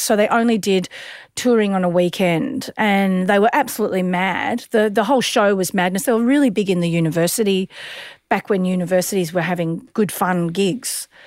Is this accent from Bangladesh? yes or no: no; Sunbury, Victoria, Australia; we grew up in Sunbury